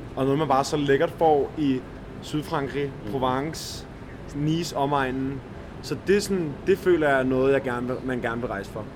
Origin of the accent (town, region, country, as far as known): Denmark